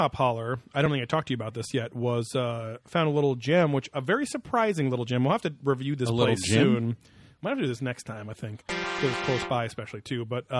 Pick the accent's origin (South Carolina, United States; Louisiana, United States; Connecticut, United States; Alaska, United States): Louisiana, United States; I'm Cajun. I'm a raging Cajun.